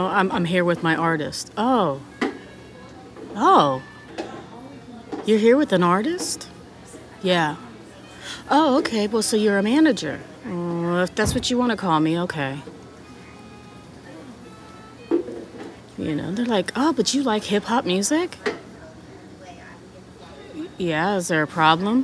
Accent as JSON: {"language": "English", "region": "California", "country": "United States", "tie": "born or raised there", "said": "Growing up in California, we had a lot of different variety of music"}